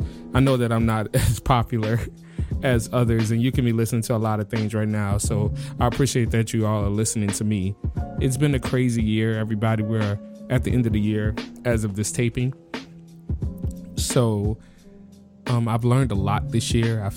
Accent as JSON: {"language": "English", "town": "New Orleans", "region": "Louisiana", "country": "United States", "tie": "born or raised there", "said": "I'm born and raised in New Orleans"}